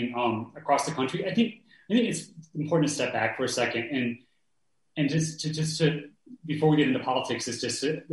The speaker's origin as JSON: {"language": "English", "region": "Indiana", "country": "United States", "tie": "born or raised there", "said": "I grew up in Indiana"}